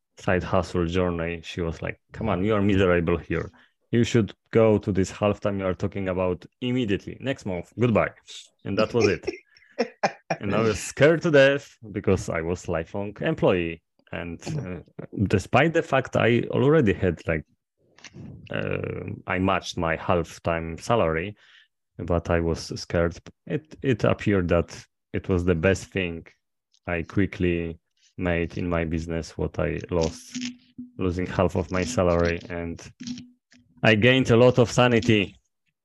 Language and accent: English; Poland; from Poland